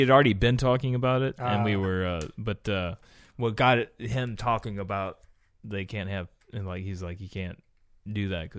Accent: United States; I am an American.

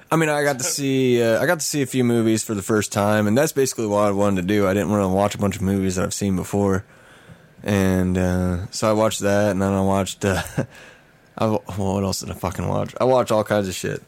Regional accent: Missouri, United States; I'm really from Missouri

